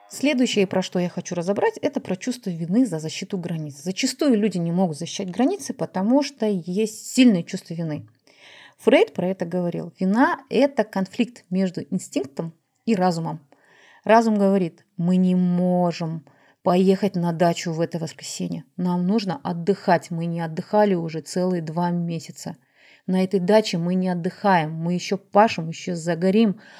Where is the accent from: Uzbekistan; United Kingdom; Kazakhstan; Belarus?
Kazakhstan; я тоже казашка, я выращена в традициях